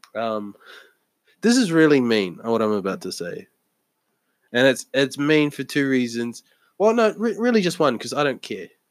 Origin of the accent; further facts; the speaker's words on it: New Zealand; moved away; I lived m- my entire child life in New Zealand